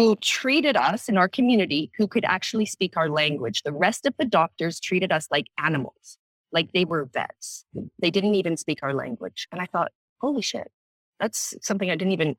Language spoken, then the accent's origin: English; Canada; moved away as an adult; also born or lived in South Africa / Bangkok, Thailand / London, United Kingdom; I was born in South Africa, grew up in Canada